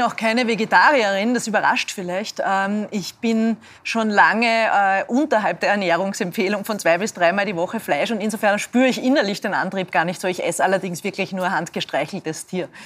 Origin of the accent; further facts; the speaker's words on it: Linz, Upper Austria, Austria; ich stamme aus Linz